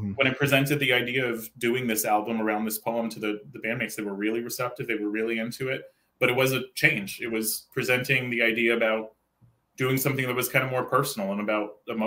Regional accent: Santa Cruz, California, United States; also born or lived in Oakland, California; growing up in Santa Cruz, California. That's where I'm from, by the way

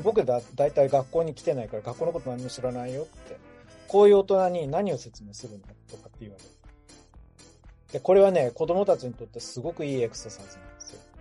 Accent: Hakodate, Hokkaido, Japan; 僕はね森のすぐ近くの函館の生まれなわけですよ

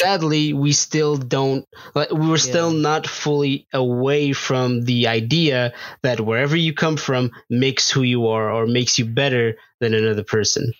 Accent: Portugal; now in United States; I grew up in Portugal

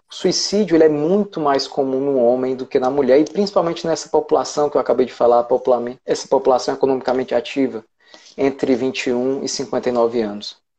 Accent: Ceará, Brazil; eu sou do Ceará

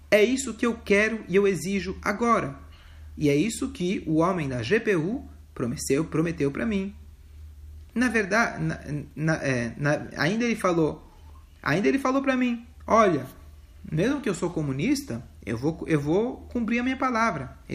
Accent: Lubavitch, Smolensk Oblast, Russia; born there; also born or lived in Rostov / Leningrad; Eu nasci em Lubavitch, eu estudei no Maishivá. Eu morei lá, é, morei em, em oito anos e meio em Rostov e três anos em Leningrad.

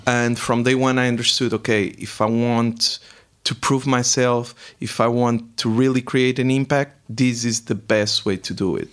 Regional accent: Portugal; first language Portuguese; English is a second language; moved away as an adult; also born or lived in Prague / Paris; now in Frankfurt am Main, Germany; I'm originally from Portugal. Uh, so, mm, yes, I did my m-, main educational part, my background was really in Portugal

